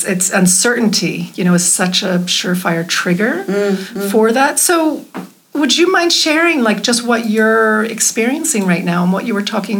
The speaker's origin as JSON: {"language": "English", "country": "United States", "moved": "yes", "said": "being an American"}